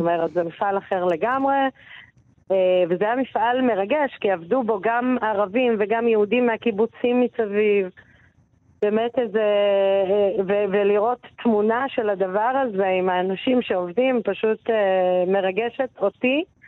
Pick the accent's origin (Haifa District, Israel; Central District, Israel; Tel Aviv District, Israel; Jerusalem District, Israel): Haifa District, Israel; Baqa al-Gharbiyye; ובאקה היא מאוד יקרה לליבי, נולדתי שם, גדלתי שם